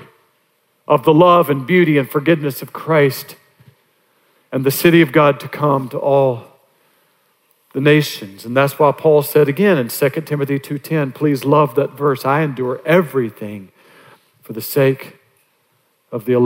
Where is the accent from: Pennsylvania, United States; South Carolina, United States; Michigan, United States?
South Carolina, United States; North Augusta; my hometown of North Augusta